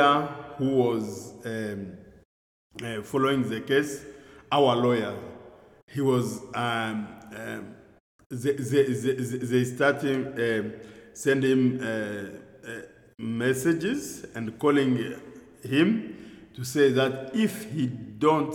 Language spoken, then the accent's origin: English; Goma, North Kivu, DR Congo; English is a second language; moved away as an adult; I'm from Goma. Goma is my town